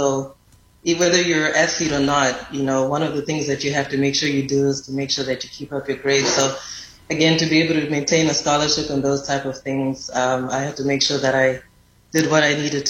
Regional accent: Harare, Zimbabwe; accent: Zimbabwean; moved away as an adult; now in Epps, Alabama, United States; in Zimbabwe, I grew up in the capital city, Harare. And I find it very funny that I found myself living and working in a rural community in Alabama. I remember when I came to the U.S., I came to the U.S. on a tennis

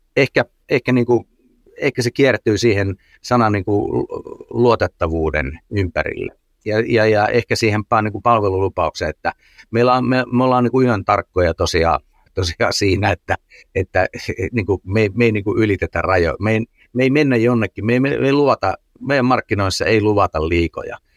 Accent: Finland; Suomessa me ollaan aika sääntöorientoituneita

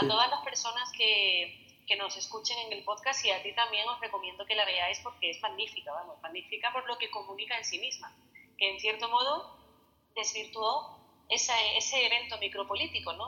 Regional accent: Spain; cómo somos los españoles

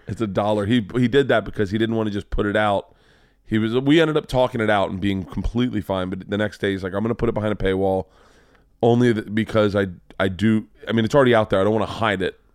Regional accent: Florida, United States; growing up in Florida

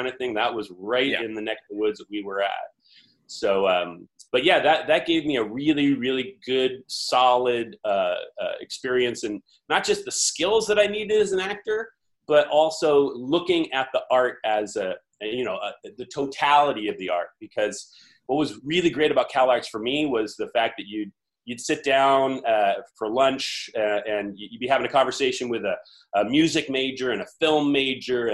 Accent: Campbell, California, United States; also born or lived in Sacramento; born and raised in the Bay Area, South Bay specifically

